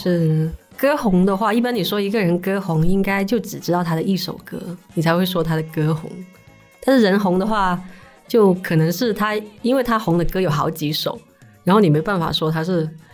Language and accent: Chinese; Shanwei, Guangdong, China; 我是出生在上伟那边嘛。嗯，嗯。然后我们那边就是佛教的那个氛围很好